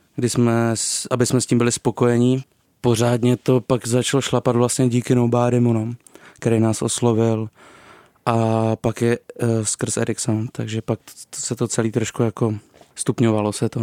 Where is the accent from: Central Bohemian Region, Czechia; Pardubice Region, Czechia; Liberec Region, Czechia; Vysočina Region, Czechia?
Vysočina Region, Czechia; also born or lived in Ostrava; pocházím z Vysočiny